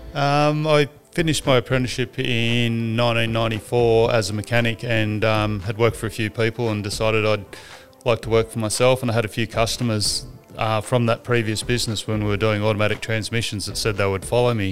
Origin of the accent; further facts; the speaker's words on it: Sydney, New South Wales, Australia; I grew up in Warunga, up the Hornsby Hospital